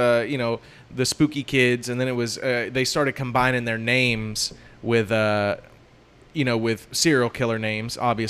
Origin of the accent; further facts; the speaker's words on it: Ohio, United States; And obviously, I'm from Ohio, so I'm inherently semi-weird.